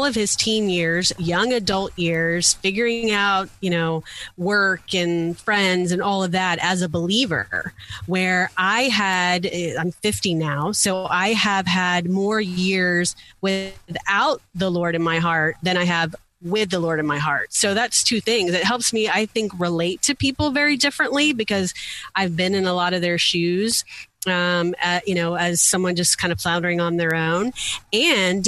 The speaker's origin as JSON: {"language": "English", "region": "South Louisiana", "country": "United States", "tie": "born or raised there", "said": "I grew up in South Louisiana in a missionary Baptist household."}